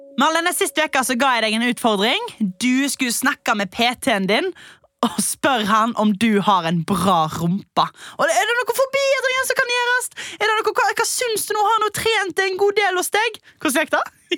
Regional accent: Stord, Vestland, Norway; jeg er fra Stord og fyller til sommeren 42 år gammel

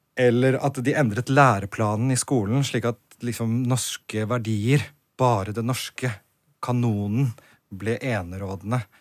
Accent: Norway; also born or lived in Poland; Oppvokst i Norge, men studert seks år i Polen.

